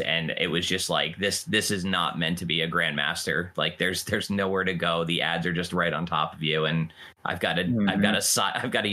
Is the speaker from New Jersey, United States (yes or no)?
yes; New Jersey, United States; Growing up around here, my dad was a Yankees fan.